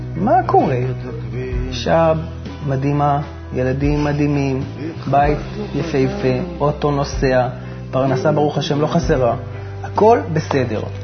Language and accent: Hebrew; Haifa, Haifa District, Israel; moved away as an adult; also born or lived in United States; ואנחנו בכלל חיפאים במקור